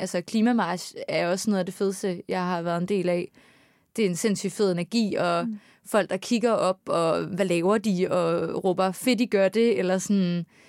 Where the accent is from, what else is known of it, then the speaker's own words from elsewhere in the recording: Aarhus, Central Denmark Region, Denmark; moved away as an adult; now in Copenhagen, Denmark; nu er jeg fra Aarhus